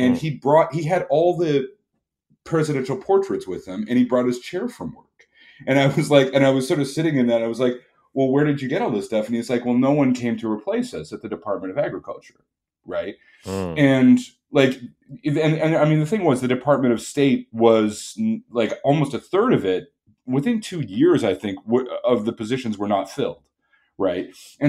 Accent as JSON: {"language": "English", "country": "Canada", "said": "I'm Canadian"}